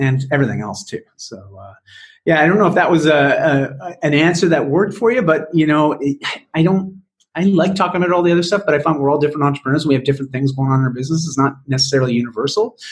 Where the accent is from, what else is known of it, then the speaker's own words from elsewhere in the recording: Canada; also born or lived in Toronto / Vancouver; my my great great great grandparents were, were from Wales, and, uh, but I'm Canadian